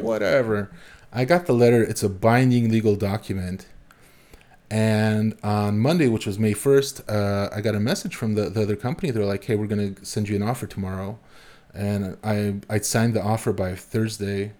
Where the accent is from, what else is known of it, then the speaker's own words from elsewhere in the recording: Warsaw, Masovian Voivodeship, Poland; now in Berlin, Germany; I come from Warsaw